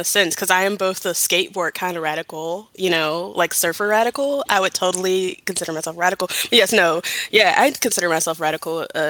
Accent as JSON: {"language": "English", "town": "Atlanta", "region": "Georgia", "country": "United States", "tie": "born or raised there", "said": "I am a non-binary femme and a 26-year-old from Georgia, born and raised from Atlanta, actually."}